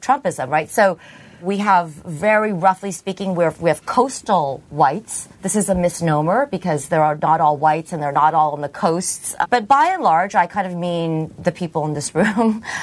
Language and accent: English; Philippines; now in United States; I'm from the Philippines